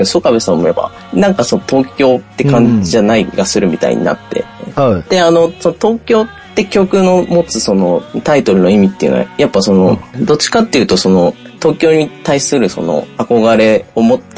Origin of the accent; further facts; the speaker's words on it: Indonesia; now in Japan; その僕はその、1995年、あの、育った国っていうのが、実はあの、帰国子女で僕、インドネシアって国で育っていまして